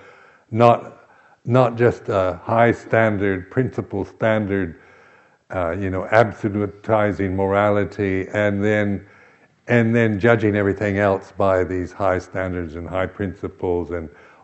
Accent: Seattle, Washington, United States; I was brought up in the Episcopal Church, but it was very high church, you know, very, it was called Anglo-Catholic. So it was the only one in Seattle

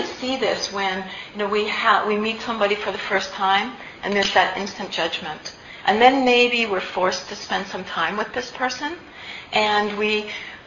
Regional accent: Canada; I'm actually Canadian

